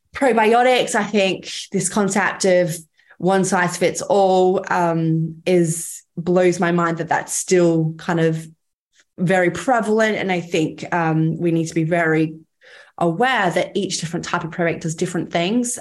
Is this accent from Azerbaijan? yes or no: no; Cairns, Queensland, Australia; I grew up in Cairns, quite a, a small town